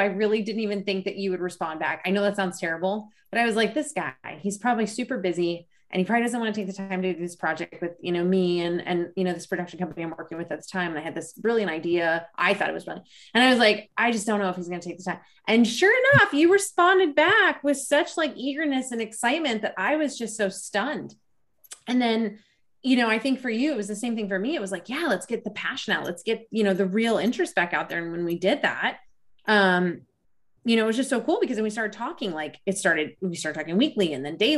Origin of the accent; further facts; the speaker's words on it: Rocky Mountains of Colorado, United States; I grew up in the Rocky Mountains of Colorado